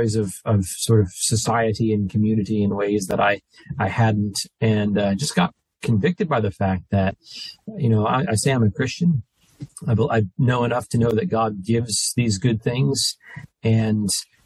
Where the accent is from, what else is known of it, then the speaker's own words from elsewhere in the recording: New Jersey, United States; moved away; I'm from New Jersey